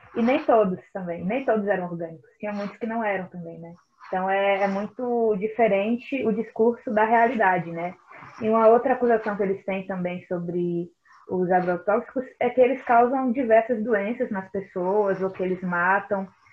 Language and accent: Portuguese; Brazil; nós, enquanto brasileiros